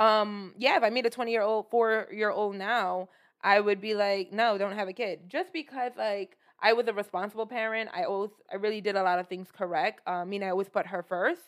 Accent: New York City, New York, United States; I'm originally from Brooklyn

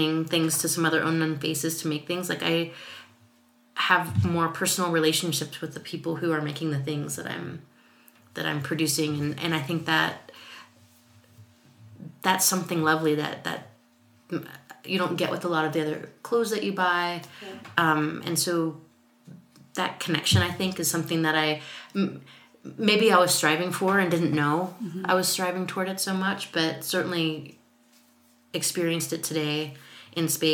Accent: Texas, United States; now in Seattle, United States; I was growing up in Texas, where it wasn't that cold

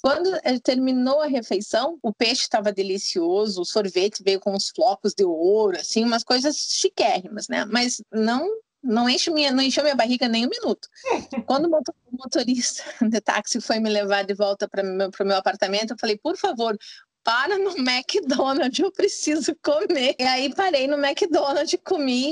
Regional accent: Paranaguá, Paraná, Brazil; moved away as an adult; also born or lived in Iraq / Dubai / Haiti; now in United States; eu sou natural de Paranaguá e atualmente estou morando nos Estados Unidos

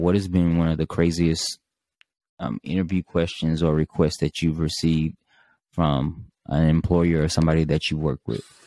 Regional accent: Mississippi, United States; me from being from Mississippi

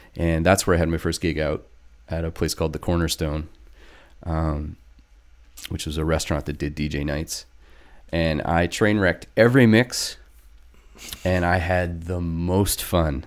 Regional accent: northern British Columbia, Canada; I grew up here in British Columbia, and it's just a province in Canada if you're watching from elsewhere on the West Coast. Um, I'm from northern B C.

